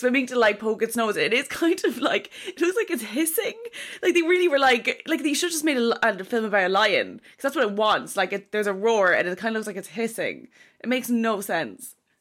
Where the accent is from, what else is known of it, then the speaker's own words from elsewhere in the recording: Kilkenny, Leinster, Ireland; I'm from Kilkenny